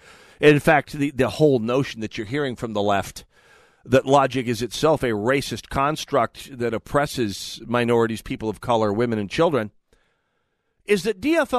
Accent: North Dakota, United States; born or raised there

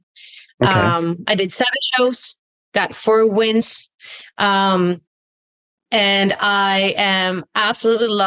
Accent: Sweden; moved away as an adult; now in California, United States; I am originally from Sweden

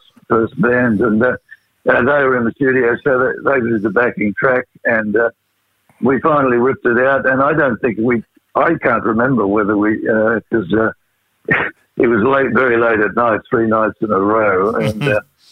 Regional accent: Rockhampton, Queensland, Australia; My wife, Jill, and I come from Rockhampton, and I used to play in different hotels there

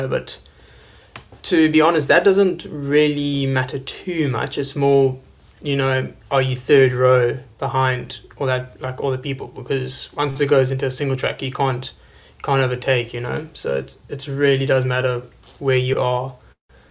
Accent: South Africa; as a South African

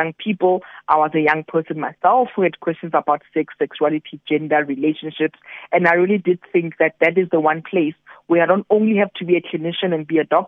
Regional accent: QwaQwa, Free State, South Africa; I was born in Kwakwa in 1982 and my five-year-old son who lives in Kwakwa today

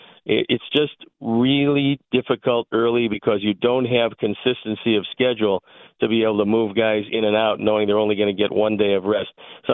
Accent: Cleveland, Ohio, United States; But that's because I was born and raised in Cleveland. There's a lot of guys also born and raised in the Midwest that have that same upbringing.

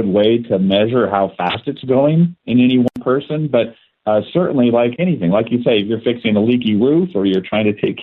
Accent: Seattle, Washington, United States; moved away as an adult; now in Spokane, United States; I was born and raised in Seattle and went to the University of Washington

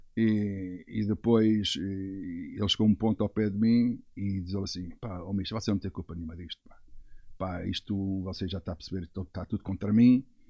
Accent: Portugal; Sou português

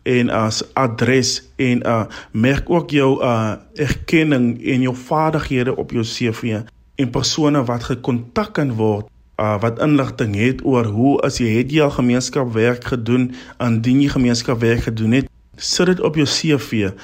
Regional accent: Albertinia, Western Cape, South Africa; ek is van Albertina in die Suid-Kaap

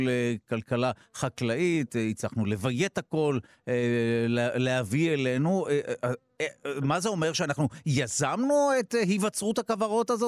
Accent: Netanya, Central District, Israel; לעיר הולדתי נתניה, שם היה קונסרבטוריון

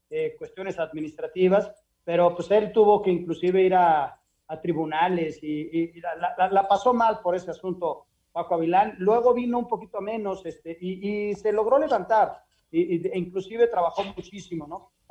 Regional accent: Uruguay; Yo soy uruguayo, no sé lo que es tirar la toalla.

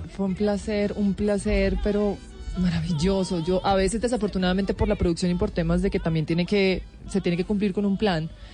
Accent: Tolima, Colombia; yo sí soy tolimense

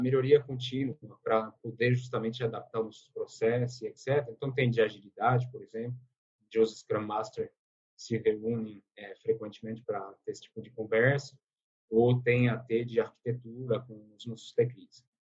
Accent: France; Portuguese is a second language; moved away as an adult; now in Brazil; eu sou francês, eu moro no Brasil há 11 anos

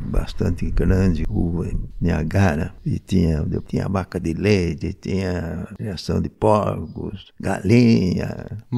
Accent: Capivari, São Paulo, Brazil; Não, de Capivari. Capivari? Próximo lá, Piracicaba, né?

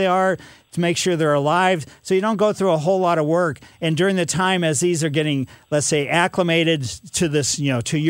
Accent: Ellisville, Missouri, United States; I happened to drive down the street I grew up on Maple Lane in Ellisville

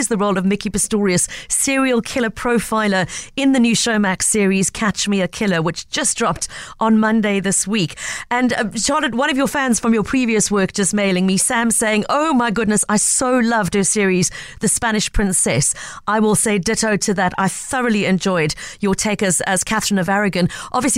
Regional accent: South Africa; as a South African

